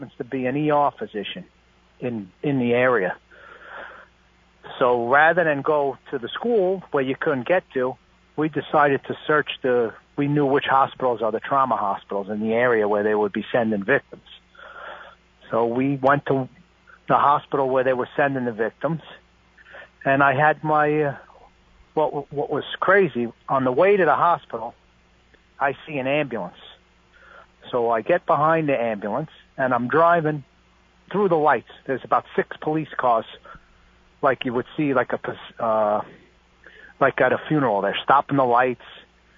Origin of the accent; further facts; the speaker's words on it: Long Island, New York, United States; moved away; We have a big family. We're from Long Island